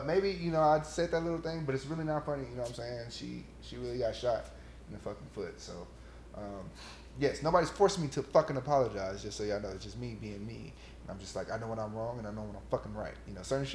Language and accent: English; West Coast, United States; I'm from the West Coast